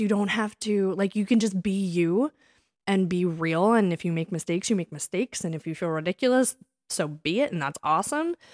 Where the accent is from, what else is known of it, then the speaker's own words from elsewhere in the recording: Springfield, Pennsylvania, United States; accent: Philly/Delco; we are from Springfield, Pennsylvania. Delco